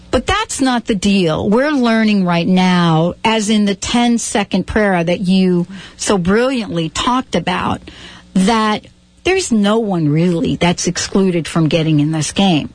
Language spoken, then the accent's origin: English; New York, United States; I grew up in New York